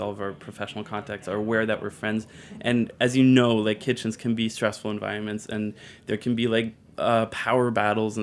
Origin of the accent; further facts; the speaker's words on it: Germany; moved away as an adult; now in New York, United States; I'm from Germany, and I moved to New York like 4 years ago, maybe. But my mom's American, so I was raised bilingually